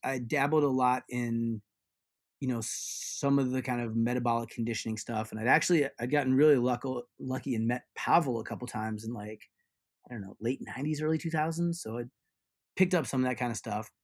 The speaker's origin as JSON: {"language": "English", "region": "Ohio", "country": "United States", "tie": "born or raised there", "said": "I grew up in Ohio"}